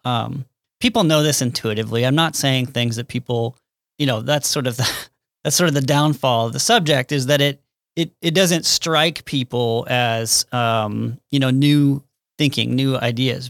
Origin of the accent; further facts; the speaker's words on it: Kansas City, United States; I had to get back to, um, Kansas City, suburb of Kansas City